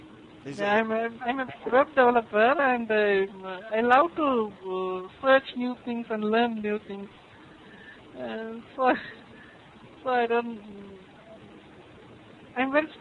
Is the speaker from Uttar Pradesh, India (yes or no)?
no; Kanyakumari, Tamil Nadu, India; Basically, I'm from the southernmost part of the country, from Cape Comorin.